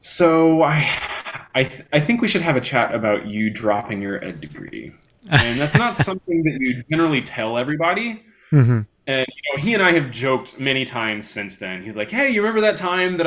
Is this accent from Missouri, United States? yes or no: yes; St. Louis, Missouri, United States; now in Omaha, United States; I grew up in St. Louis